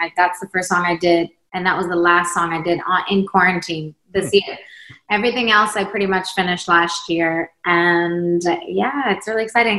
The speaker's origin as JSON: {"language": "English", "country": "Sweden", "lives_now": "United States", "said": "And then I'm from Sweden, came to America."}